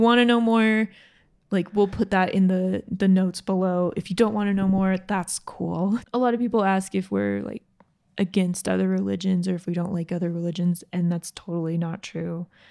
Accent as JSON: {"language": "English", "region": "Georgia", "country": "United States", "tie": "born or raised there", "moved": "yes", "lives_now": "Utah, United States", "said": "growing up in Georgia, we live in Utah now"}